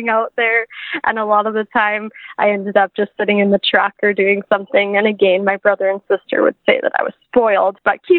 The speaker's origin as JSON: {"language": "English", "region": "southern Saskatchewan", "country": "Canada", "tie": "born or raised there", "said": "I'm from a small town in southern Saskatchewan. I grew up on a grain farm"}